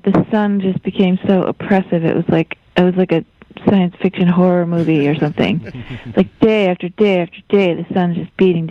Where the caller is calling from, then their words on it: Cambridge, Massachusetts, United States; also born or lived in New York; I'm in Cambridge, Massachusetts.